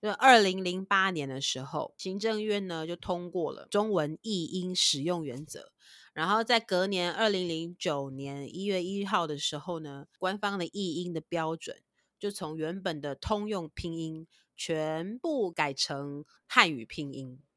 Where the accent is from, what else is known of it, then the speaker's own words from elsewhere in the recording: Taiwan; accent: Taiwanese accent; 我们台湾人都习惯把那个“分”都加，有点加一点“屋”的音